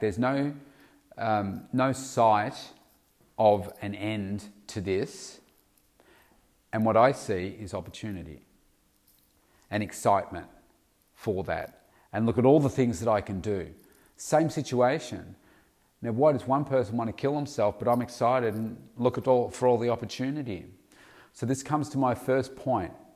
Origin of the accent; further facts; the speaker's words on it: Victoria, Australia; in my country, in Australia, particularly in my home state of Victoria